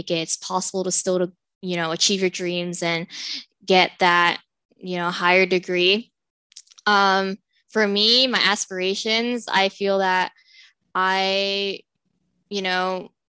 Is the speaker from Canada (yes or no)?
no; Southern California, United States; also born or lived in Stockton, California; I'm from Southern California. I was born and raised in SoCal